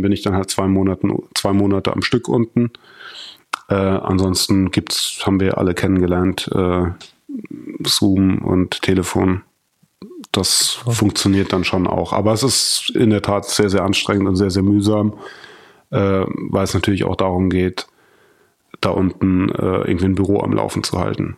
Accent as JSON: {"language": "German", "country": "Germany", "moved": "as an adult", "lives_now": "Berlin, Germany", "said": "weil ich mir da viel aufgebaut habe"}